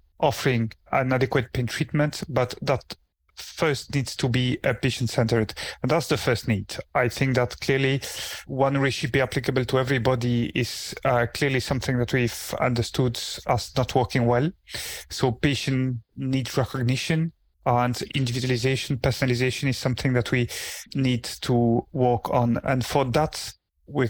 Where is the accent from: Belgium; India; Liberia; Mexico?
Belgium; moved away as an adult; now in Aberdeen, United Kingdom; I'm originally trained in Belgium. I come from Belgium.